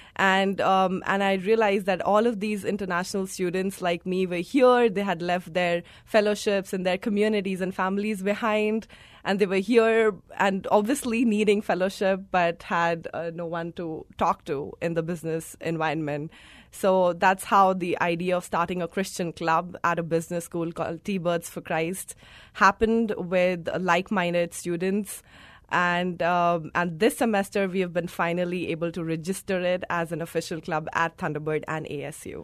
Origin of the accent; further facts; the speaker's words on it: India; moved away; I come from India. I was born and brought up there.